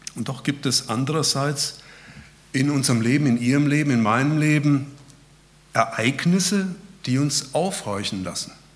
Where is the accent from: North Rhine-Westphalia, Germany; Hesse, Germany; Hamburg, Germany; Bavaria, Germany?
Hesse, Germany; also born or lived in Berlin; now in Lonsingen, Germany; Ursprünglich kommen wir aus Hessen